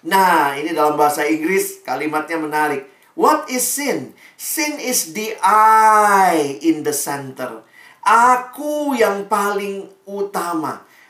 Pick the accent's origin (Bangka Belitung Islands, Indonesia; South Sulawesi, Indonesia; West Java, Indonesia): South Sulawesi, Indonesia; Makassar; Ya, saya juga orang Indonesia Timur ya. Papa saya Ambon, mama saya Manado, saya lahir besar di Makassar.